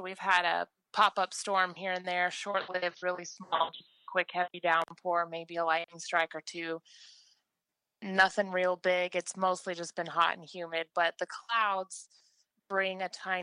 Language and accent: English; Oklahoma, United States; from Oklahoma